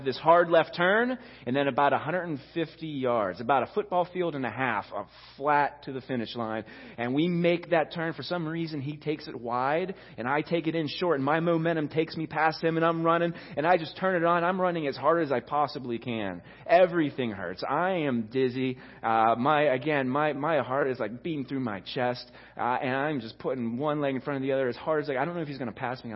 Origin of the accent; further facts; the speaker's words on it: Rostraver Township, Pennsylvania, United States; I grew up in Ross Draver Township